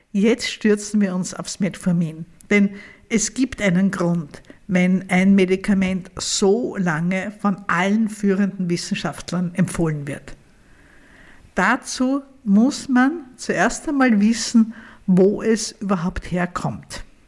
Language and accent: German; Vienna, Austria; bei uns in Wien